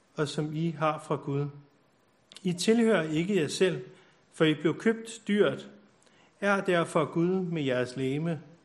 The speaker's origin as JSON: {"language": "Danish", "town": "Copenhagen", "region": "Capital Region of Denmark", "country": "Denmark", "tie": "born or raised there", "moved": "yes", "lives_now": "Bornholm, Denmark", "said": "jeg er født på Nørrebro"}